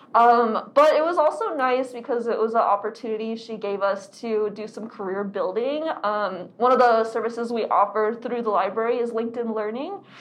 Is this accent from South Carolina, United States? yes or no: no; Arizona, United States; I am born and raised in Arizona